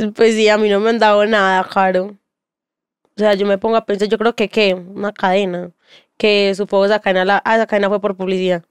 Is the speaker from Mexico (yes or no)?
no; Bello, Antioquia, Colombia; also born or lived in Castilla, Medellín; yo soy de Bello